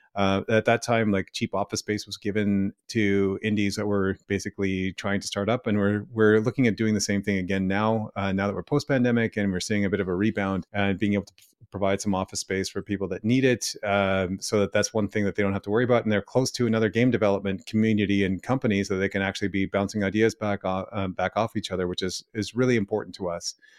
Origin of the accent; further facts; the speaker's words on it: Ottawa, Ontario, Canada; moved away as an adult; also born or lived in Vancouver; me coming back to my hometown